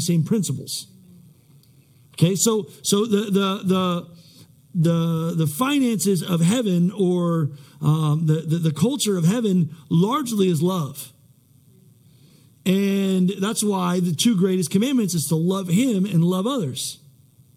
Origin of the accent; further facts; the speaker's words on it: United States; I'm American at my core